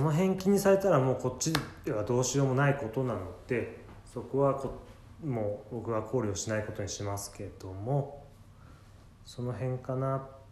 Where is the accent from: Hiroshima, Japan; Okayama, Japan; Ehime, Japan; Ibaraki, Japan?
Ibaraki, Japan; accent: Ibaraki dialect; 自分なんか茨城の生まれなので